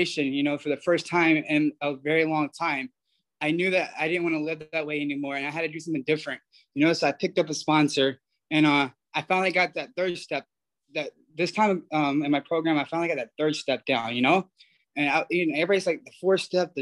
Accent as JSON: {"language": "English", "region": "Georgia", "country": "United States", "moved": "as an adult", "lives_now": "Pasadena, United States", "said": "I'm from Georgia"}